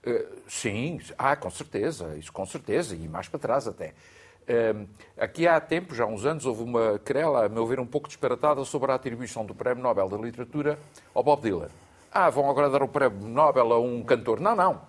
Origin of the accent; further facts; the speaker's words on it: Angra do Heroísmo, Azores, Portugal; Na Ilha Terceira, em Angra do Heroísmo